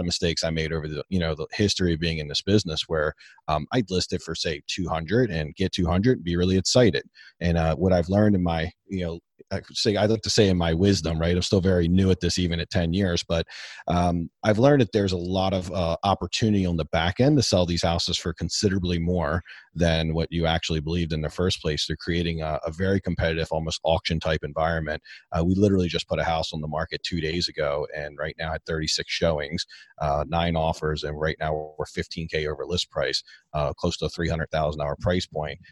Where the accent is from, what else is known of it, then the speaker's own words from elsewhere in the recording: Baltimore, Maryland, United States; I'm from Baltimore. Baltimore, Maryland